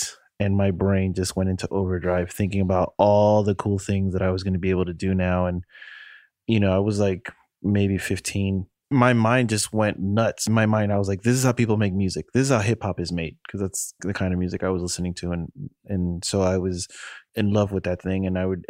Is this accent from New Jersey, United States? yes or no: no; New York, United States; now in Miami, United States; So I'm one of seven children. We grew up in New York, and I grew up spending a lot of time in my grandmother's house.